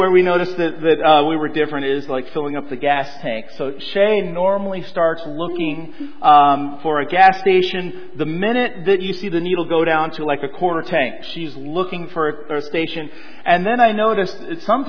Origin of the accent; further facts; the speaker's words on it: Colorado, United States; also born or lived in Southern California; Born in California, around 6 years old, my dad got a job in the Rocky Mountains of Colorado, and so we moved there.